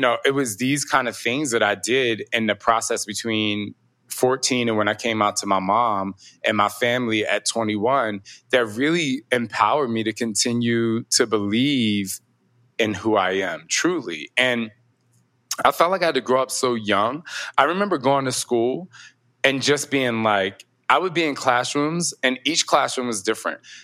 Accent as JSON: {"language": "English", "region": "New Jersey", "country": "United States", "said": "I'm from Jersey. I'm from the East Coast"}